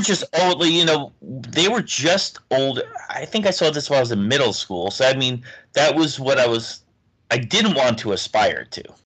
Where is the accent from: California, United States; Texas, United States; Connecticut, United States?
Connecticut, United States; New Haven; We grew up in just outside New Haven, Connecticut